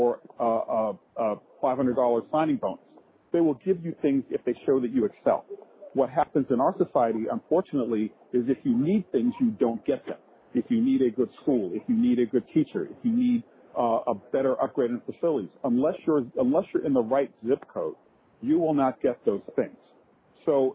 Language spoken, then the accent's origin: English; Chattanooga, Tennessee, United States; I grew up in Chattanooga, Tennessee